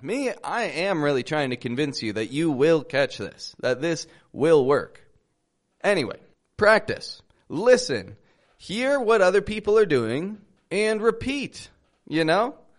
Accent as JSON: {"language": "English", "town": "Toronto", "region": "Ontario", "country": "Canada", "moved": "yes", "lives_now": "Mexico", "said": "I'm from Toronto, Canada. I live in Mexico"}